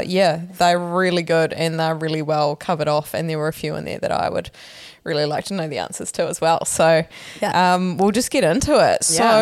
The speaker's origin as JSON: {"language": "English", "town": "Opunake", "region": "Taranaki", "country": "New Zealand", "said": "I'm from Openeke."}